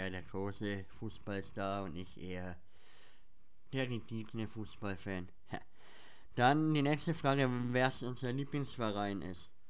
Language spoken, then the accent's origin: German; Schwabach, Bavaria, Germany; Und woher wir kommen? Wir kommen aus dem Schwabacher Raum. Ja, also für die meisten äh, ist Schwabach ja eher unbekannt, glaube ich. Aber wir kommen aus dem Schwabacher Raum, ja.